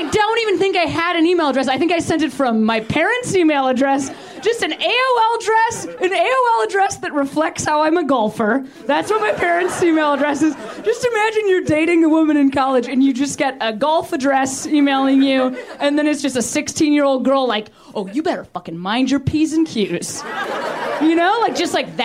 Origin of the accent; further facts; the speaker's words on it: Chicago, Illinois, United States; moved away as an adult; I'm from Chicago